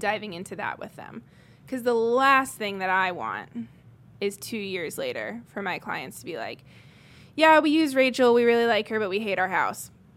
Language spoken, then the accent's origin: English; Greenwood, Indiana, United States; also born or lived in England; apart from a short stint of where I grew up in England, I have mostly been in Greenwood my whole life since I was seven. Um, went to Center Grove schools